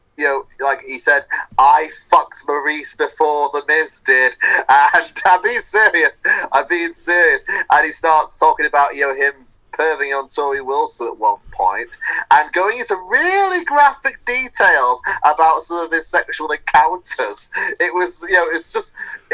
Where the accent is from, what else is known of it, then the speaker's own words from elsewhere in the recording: Manchester, North West England, United Kingdom; moved away as an adult; also born or lived in Salford; now in Westcliff-on-Sea, United Kingdom; because I'm from Manchester, you're bound to bump into some point someone who's worked on Coronation Street.